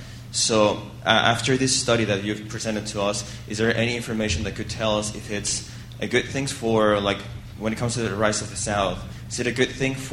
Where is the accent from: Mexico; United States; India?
Mexico; I come from Mexico, and I am an LSE summer school student right now.